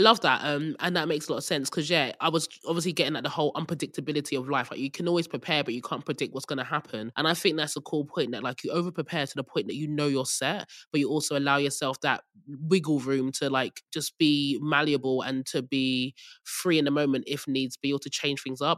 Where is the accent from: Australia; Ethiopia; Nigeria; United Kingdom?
Nigeria; moved away; I'm Nigerian